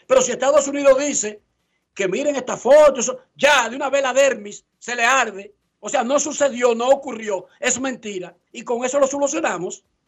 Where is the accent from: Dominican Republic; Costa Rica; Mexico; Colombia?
Dominican Republic; now in Orlando, United States; Yo soy dominicano